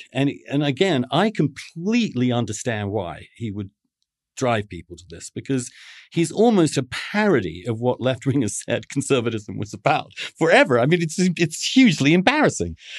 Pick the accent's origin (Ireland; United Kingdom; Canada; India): United Kingdom; England; now in New York, United States; I grew up a Catholic in England